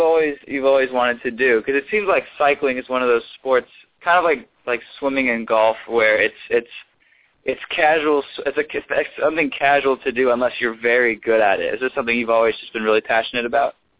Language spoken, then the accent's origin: English; Dallas, Texas, United States; I'm from Dallas